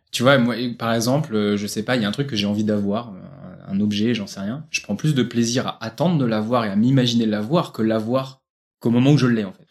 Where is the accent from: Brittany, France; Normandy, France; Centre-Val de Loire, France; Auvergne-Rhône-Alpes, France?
Centre-Val de Loire, France; Bourges; je viens de Bourges, région centre